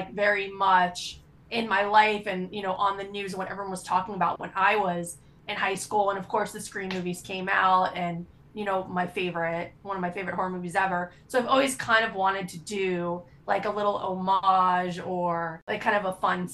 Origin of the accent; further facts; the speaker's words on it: Florida, United States; I grew up in Florida. I lived through tons of hurricanes.